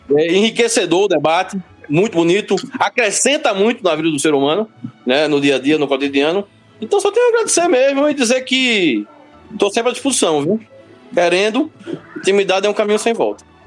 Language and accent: Portuguese; Limoeiro, Pernambuco, Brazil; Limoeiro, minha terra